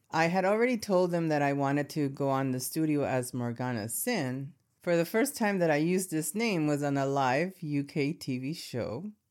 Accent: Los Angeles, California, United States; I grew up in Southern California in Latino neighborhoods, and I'm talking about Echo Park, Boyle Heights, East L A kind of neighborhoods

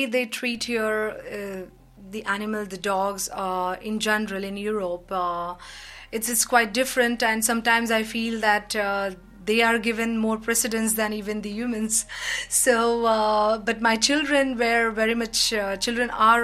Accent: India; moved away as an adult; also born or lived in United Kingdom / Belgium; now in Netherlands; I'm from India

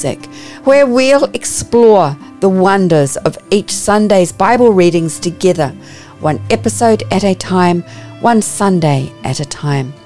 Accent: New Zealand; accent: Kiwi; You may pick up from my accent that I'm a Kiwi

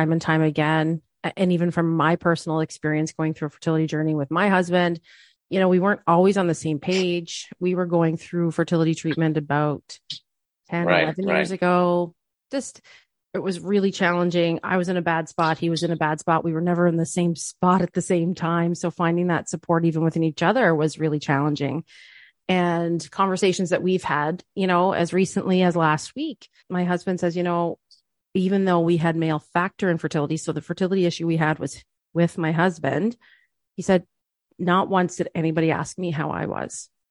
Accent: Canada; as a Canadian, we are a hockey family.

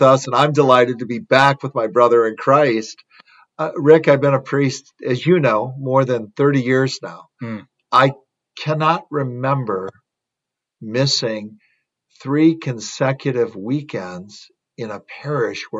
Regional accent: Wisconsin, United States; moved away; my home state of Wisconsin

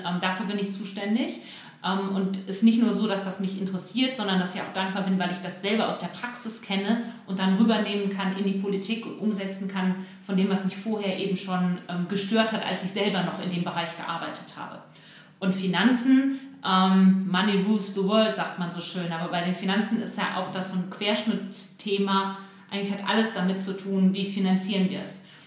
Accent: Bielefeld, North Rhine-Westphalia, Germany; ich bin äh, Bielefelder Kind, hier geboren und aufgewachsen.

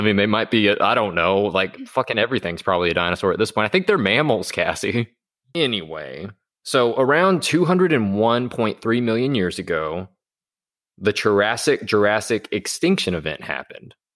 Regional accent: Arkansas, United States; both of us growing up in Arkansas

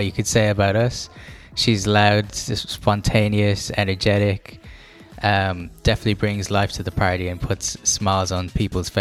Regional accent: Ireland; accent: Irish; I'm Irish, if you can't already tell from the accent.

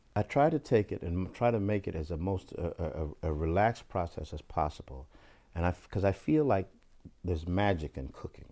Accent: Bakersfield, California, United States; they're from my hometown and all of those guys went to my high school

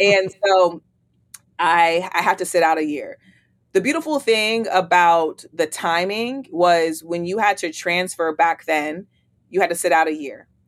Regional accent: East Palo Alto, California, United States; moved away as an adult; also born or lived in Oregon State University, Oregon; now in Atlanta, United States; I'm from East Palo Alto, California, born and raised in the Bay Area. I moved to Atlanta

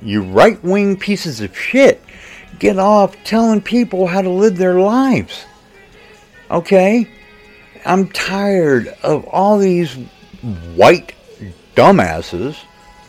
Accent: United States; as an American

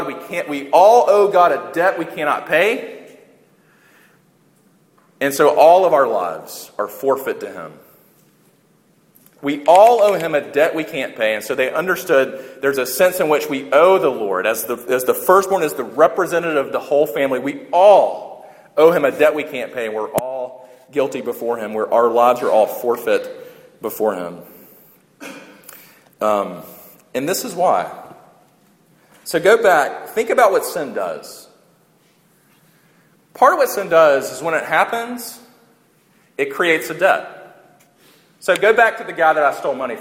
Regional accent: United States; we're Western and we're American

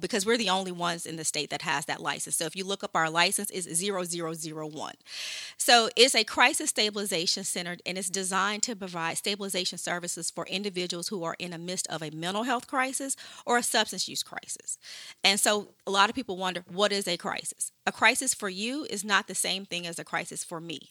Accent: Shreveport, Louisiana, United States; moved away; I'm from Shreveport originally.

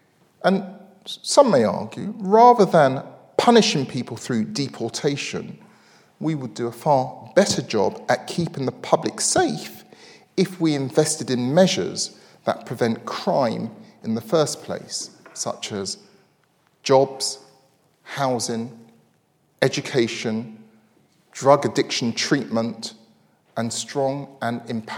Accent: United Kingdom; we British

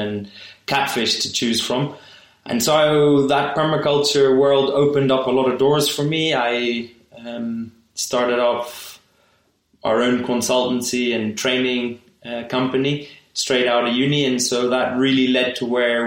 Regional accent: Kenya; I was born in Kenya and I only spent a couple of years abroad during my degree and really wanted to come back to Kenya.

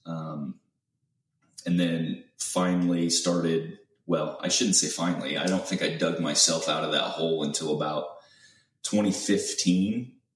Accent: Central Illinois, United States; moved away as an adult; now in Houston, United States; I'm originally from Central Illinois, and uh, I was born and raised there. Spent about 18 years there

